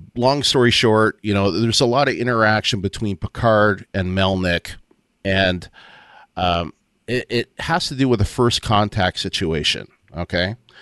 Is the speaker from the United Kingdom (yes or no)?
no; Windsor, Ontario, Canada; also born or lived in Waterloo, Ontario; I had moved back from, uh, Waterloo, where I went to school, to Windsor, Ontario, um, my hometown